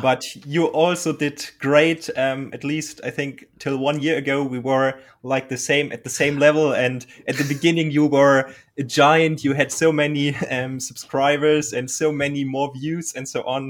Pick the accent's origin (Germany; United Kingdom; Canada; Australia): Germany; English is a second language; I'm from Germany and I'm trying to speak English